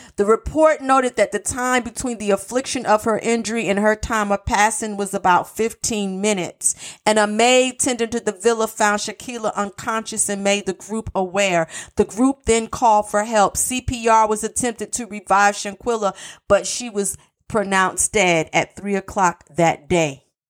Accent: North Carolina, United States; North Carolina, my home state

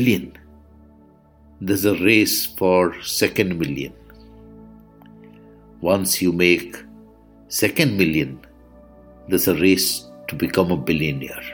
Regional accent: India; I am the Indian monk

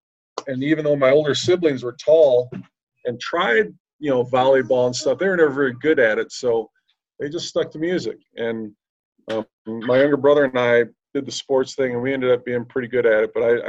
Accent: Racine, Wisconsin, United States; moved away as an adult; at the time where I grew up in Racine, there was a parish for every ethnicity.

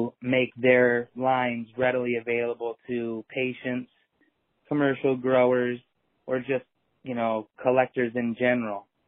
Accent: Iowa, United States; I grew up in the Midwest in Iowa, which was obviously a zero tolerance part of the country.

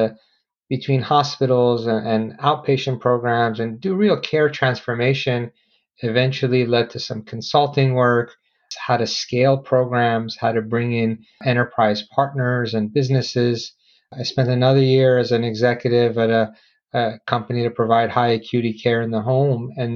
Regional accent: Philadelphia, Pennsylvania, United States; I grew up in Philadelphia

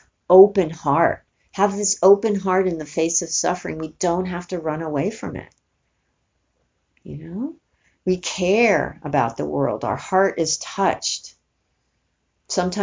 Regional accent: New York, United States; I'm from New York

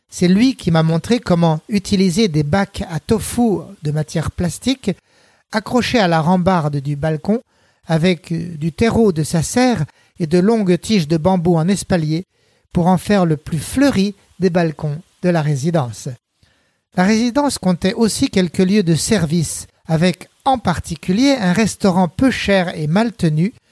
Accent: France; born there; moved away; also born or lived in Beijing, China; suis retourné en France pour suivre le voyage et l'aventure, cette fois pour redécouvrir et reconquérir mon pays natal.

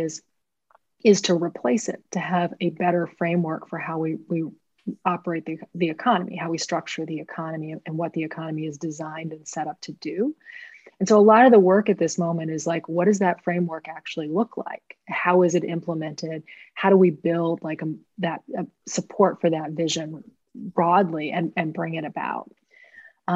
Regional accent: Portland, Maine, United States; I grew up in Portland, Maine

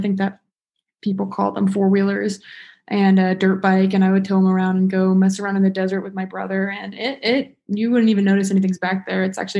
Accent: Las Vegas, Nevada, United States; now in Reno, United States; I'm originally from Vegas, and I decided to move up to Reno because it's a little hot in Vegas, so I needed some cool air.

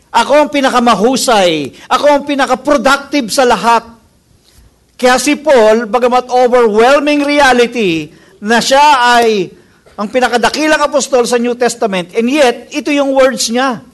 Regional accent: Philippines; as a Filipino people

